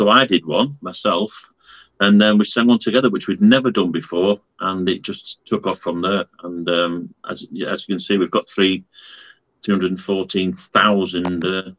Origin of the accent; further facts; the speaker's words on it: Fleetwood, North West England, United Kingdom; We're from Fleetwood in Lancashire. It's a county which is up north.